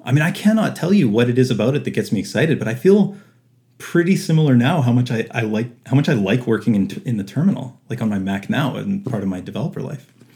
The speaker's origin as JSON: {"language": "English", "town": "Winnipeg", "region": "Manitoba", "country": "Canada", "tie": "born or raised there", "said": "I was born and raised in Winnipeg, uh, Manitoba, Canada."}